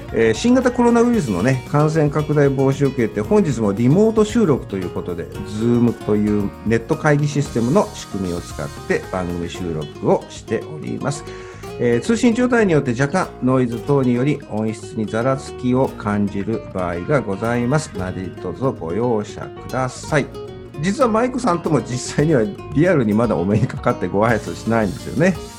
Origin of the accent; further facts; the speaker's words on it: Nagoya, Aichi, Japan; 私名古屋の出身ですけど